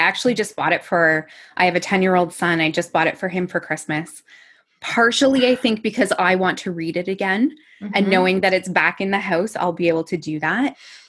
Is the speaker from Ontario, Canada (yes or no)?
yes; Sweaburg, Ontario, Canada; moved away as an adult; now in London, Canada; Sweeburg, Ontario, which very few people will actually know where that is. But if you've traveled on the 401 from London towards Toronto, there's like Sweburg Road is an exit.